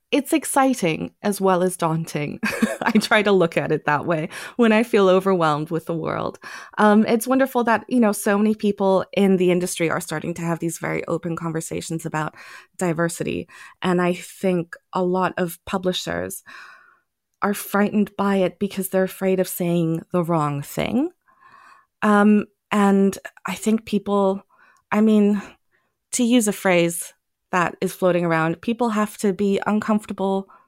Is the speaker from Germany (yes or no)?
yes; Germany; also born or lived in Thailand; I grew up partly in Germany and partly in Thailand. So I was constantly around other languages.